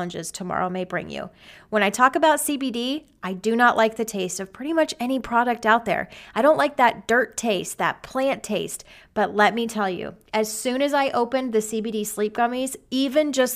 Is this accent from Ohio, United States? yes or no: no; Arizona, United States; moved away as an adult; now in Texas, United States; I am from Arizona